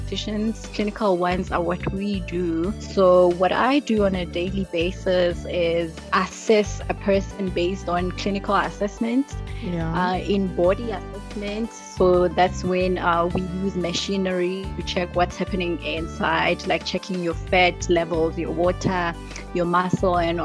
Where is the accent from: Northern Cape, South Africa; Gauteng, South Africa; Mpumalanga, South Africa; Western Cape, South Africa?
Mpumalanga, South Africa; I'm from Mpumalanga